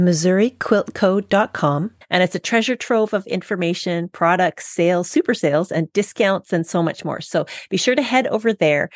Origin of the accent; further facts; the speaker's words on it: Winnipeg, Manitoba, Canada; now in British Columbia, Canada; I come from Winnipeg, Manitoba, Canada, where I grew up before I moved to BC.